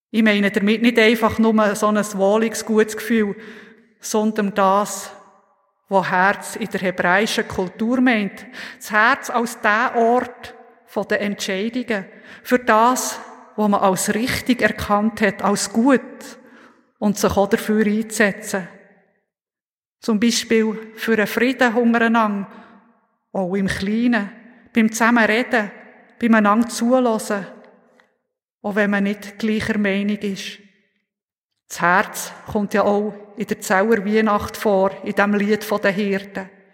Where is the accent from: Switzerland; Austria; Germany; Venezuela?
Switzerland; Oppligen, Bern; Oppigen, wo ich aufgewachsen bin, dort fährt kein Zug